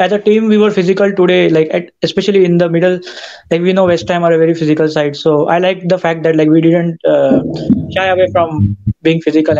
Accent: India; moved away as an adult; now in Alabama, United States; Yeah, actually, I'm in the U.S. now. I shifted from India for studying. So, yeah, my first few months in the U.S.

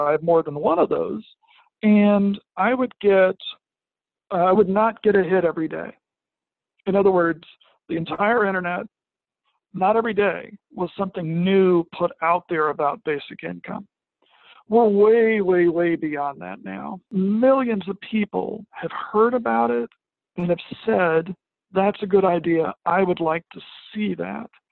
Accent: Arkansas Delta, United States; now in Western Massachusetts, United States; I grew up in the Arkansas uh, Delta

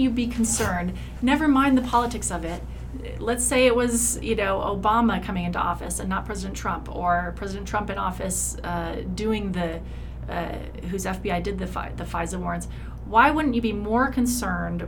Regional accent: United States; as an American

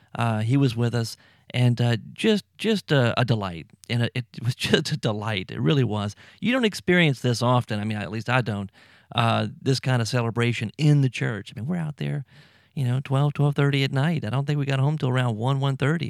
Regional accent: United States; moved away as an adult; also born or lived in Mexico; I'm from the United States

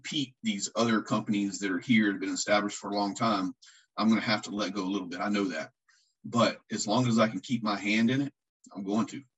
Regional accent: Lakeland, Florida, United States; I'm from Central Florida. I grew up in Lakeland

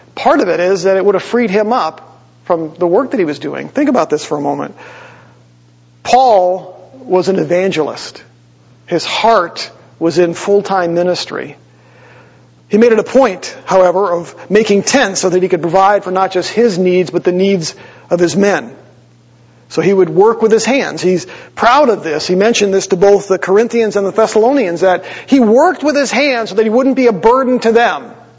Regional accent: Green Bay, Wisconsin, United States; moved away as an adult; also born or lived in Eau Claire, Wisconsin / Wausau, Wisconsin / Winona Lake, Indiana; now in Columbus, United States; I grew up in Green Bay, Wisconsin

